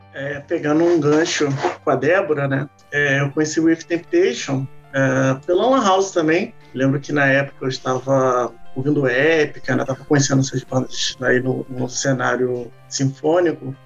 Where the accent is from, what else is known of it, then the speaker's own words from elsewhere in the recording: Rio de Janeiro, Brazil; sou do Rio de Janeiro